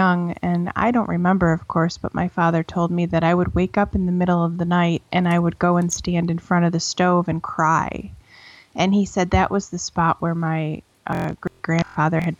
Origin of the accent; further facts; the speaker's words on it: Buffalo, New York, United States; moved away as an adult; now in Asheville, United States; I was born and raised in Buffalo, New York.